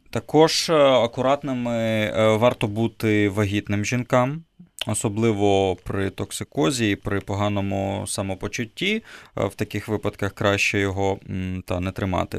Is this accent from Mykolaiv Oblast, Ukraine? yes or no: no; Kyiv, Ukraine; я родом е, з Києва